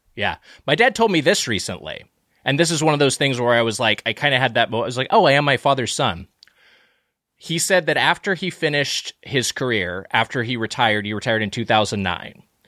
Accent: Lakewood, California, United States; I grew up in uh, in uh, Lakewood, California

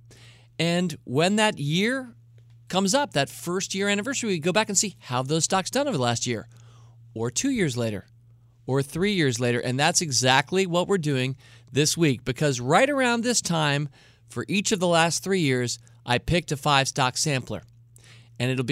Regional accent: United States; as an American who lives in a country where we kind of went independent

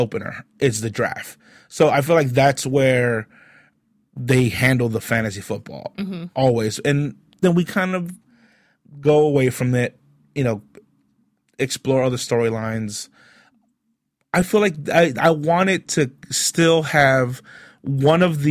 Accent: Long Beach, California, United States; also born or lived in East LA; I'd come back to Long Beach, and I lived in a suburb of Long Beach

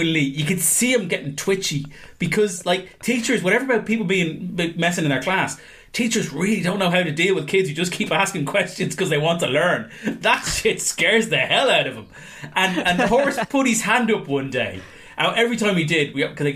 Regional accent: Ireland; I'm Irish.

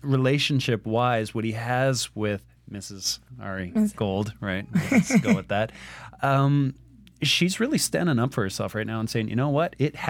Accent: Canada; because I'm Canadian

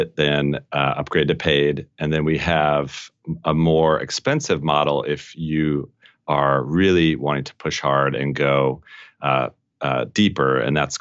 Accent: Colorado, United States; I grew up in Colorado

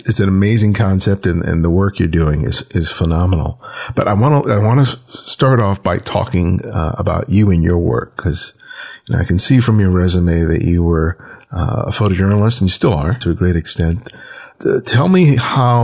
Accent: Los Angeles, California, United States; growing up in South Los Angeles, my world was pretty small

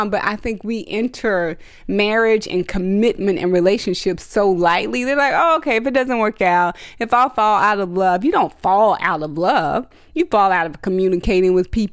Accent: Fort Worth, Texas, United States; moved away; I'm from a small town. I'm from Fort Worth, Texas. And it's pretty country

